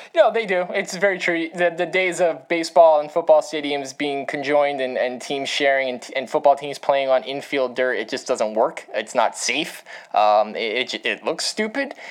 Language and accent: English; New York, United States; I grew up in New York.